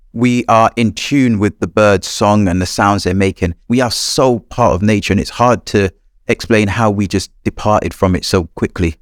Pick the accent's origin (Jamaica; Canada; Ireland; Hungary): Jamaica; moved away; I was born in a small corner of Jamaica. It was a rural area. My first environment was the woodlands and the fields and forests near my house.